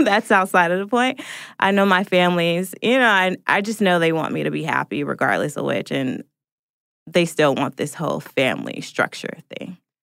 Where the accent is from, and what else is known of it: Portland, Oregon, United States; now in Atlanta, United States